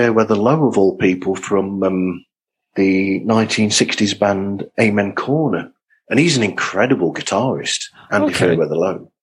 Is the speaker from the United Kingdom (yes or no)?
yes; England, United Kingdom; I'm a Brit